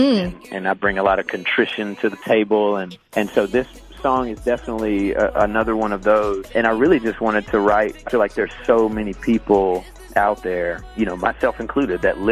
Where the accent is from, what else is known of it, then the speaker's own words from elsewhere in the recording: the southern United States, United States; I grew up in the South, in the southern United States. So in a region that is referred to as the Bible Belt